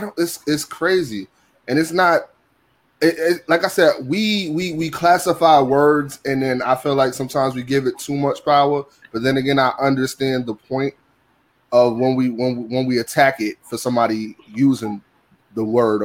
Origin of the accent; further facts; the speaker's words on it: New York, United States; you know, we're all from New York